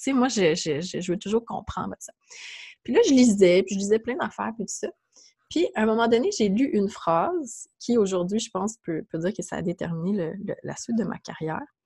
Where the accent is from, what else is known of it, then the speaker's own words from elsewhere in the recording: Mont-Saint-Hilaire, Quebec, Canada; je, suis de, je viens de Mont-Saint-Hilaire, ça la rive